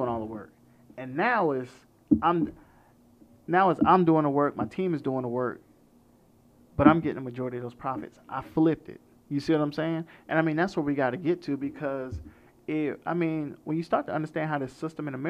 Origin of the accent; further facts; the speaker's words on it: Orlando, Florida, United States; I grew up in Orlando, Florida